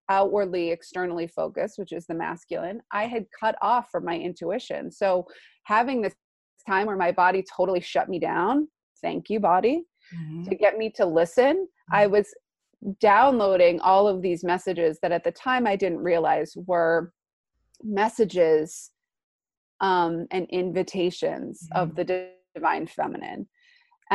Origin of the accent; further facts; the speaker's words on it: East Coast, United States; now in California, United States; I'm originally from the East Coast, where we're making our journey back home.